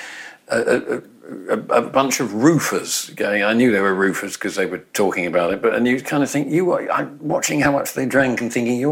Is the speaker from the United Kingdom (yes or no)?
yes; England, United Kingdom; as I was growing up in England, you know, or Britain